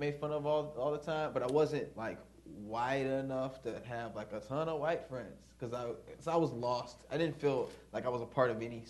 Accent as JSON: {"language": "English", "region": "the South", "country": "United States", "said": "Yeah, but, like, we're from the South, and we spent a lot of time in the South."}